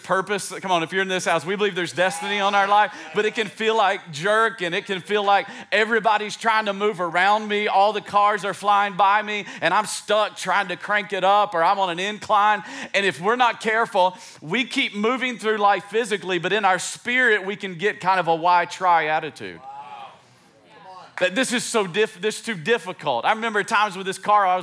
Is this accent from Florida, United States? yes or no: no; East Tennessee, United States; I grew up in East Tennessee